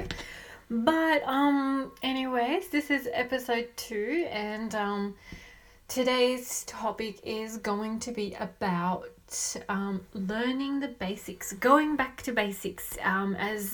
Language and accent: English; Australia; also born or lived in Colombia / Sydney, Australia; I live in Sydney, Australia. I was born in Colombia and raised in Australia.